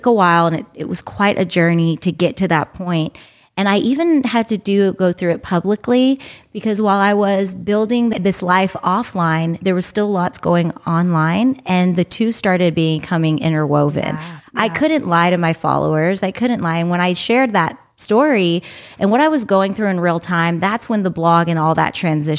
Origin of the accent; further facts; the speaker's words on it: United States; now in Los Angeles, United States; we were growing up here in America and I was born in America